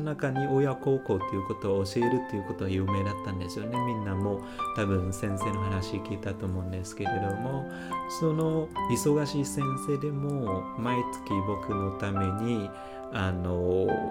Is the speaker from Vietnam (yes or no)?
yes; Northern Vietnam, Vietnam; Japanese is a second language; moved away as an adult; also born or lived in Ho Chi Minh City, Vietnam; now in Japan; 北出身なんですけれども